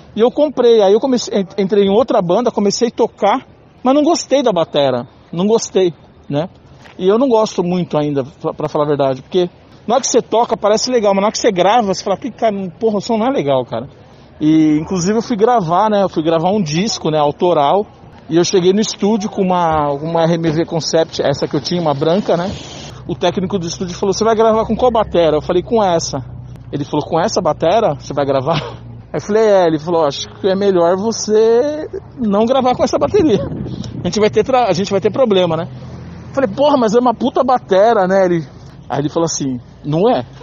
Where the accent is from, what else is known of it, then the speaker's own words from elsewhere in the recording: São Paulo, Brazil; Eu tenho 50 anos, sou de São Paulo